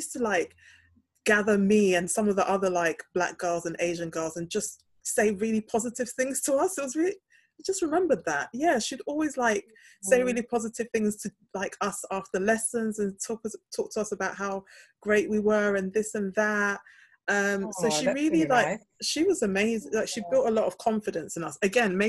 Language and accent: English; Ghana; when I lived in Ghana as a child, I was also a minority because people knew that I wasn't born and bred in Ghana. They knew that I'd moved back to Ghana.